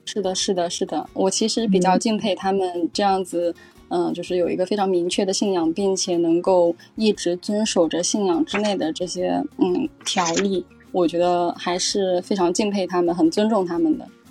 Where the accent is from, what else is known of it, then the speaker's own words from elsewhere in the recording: a small village in Jiangsu, China; moved away as an adult; also born or lived in Morocco; now in Macau, China; 身在江苏的一个小乡村，其实我也算是乡下小女孩了